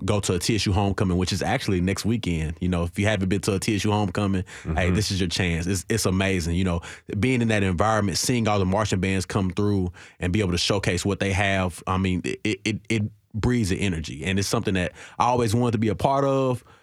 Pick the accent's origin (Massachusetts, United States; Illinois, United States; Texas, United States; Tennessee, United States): Tennessee, United States; Nashville; I'm from Nashville, born and raised in Nashville, and being in the inner city of Nashville, growing up in the '90s